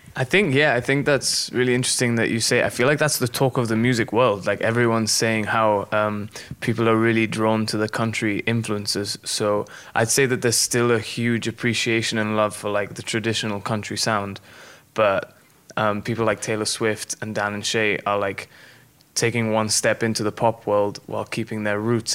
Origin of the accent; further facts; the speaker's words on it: Gibraltar; moved away as an adult; now in Nashville, United States; I come from Gibraltar and there's no street called like Music Circle.